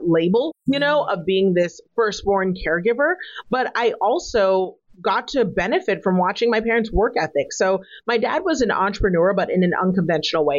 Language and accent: English; United States; my parents are African immigrants, but I was born in America